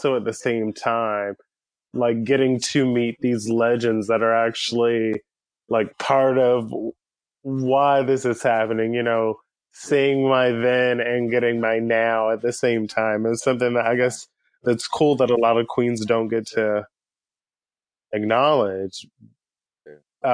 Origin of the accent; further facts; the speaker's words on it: Pensacola, Florida, United States; also born or lived in Tampa, United States; now in Kentucky, United States; currently I'm in Kentucky, but I grew up in Pensacola